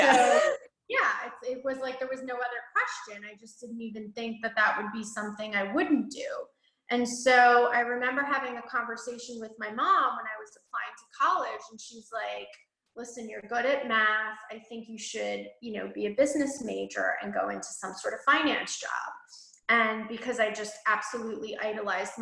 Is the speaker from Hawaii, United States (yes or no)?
no; New York, United States; I grew up in right outside of New York City